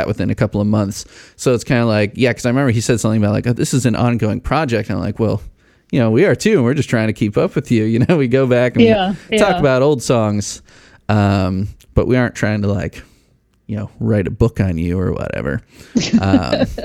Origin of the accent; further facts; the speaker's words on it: Chicago, Illinois, United States; accent: Chicago; moved away as an adult; also born or lived in Bloomington, Indiana / Rock Island, Illinois; now in Lafayette, United States; I grew up in Chicago. And I've lived in Lafayette, Indiana now for 6 years